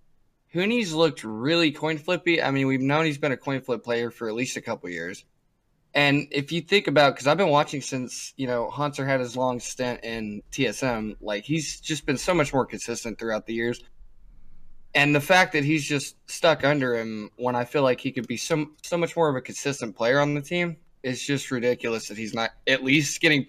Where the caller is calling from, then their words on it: North Vernon, Indiana, United States; I am calling from North Vernon, Indiana.